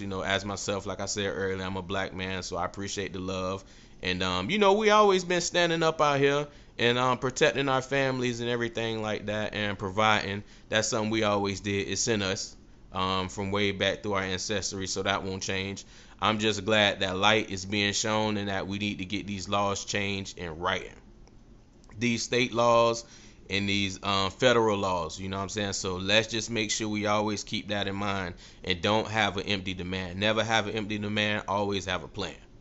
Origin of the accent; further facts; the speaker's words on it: Tampa, Florida, United States; I was born and raised in Tampa, Florida, do this podcast out of Tampa, Florida